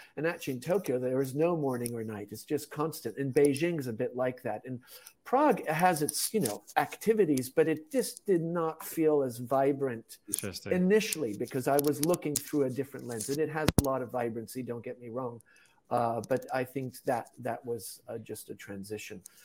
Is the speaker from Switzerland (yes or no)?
yes; Switzerland; moved away; also born or lived in Tanzania / China / Japan / Czech Republic; I'm originally from Switzerland, had lived in Europe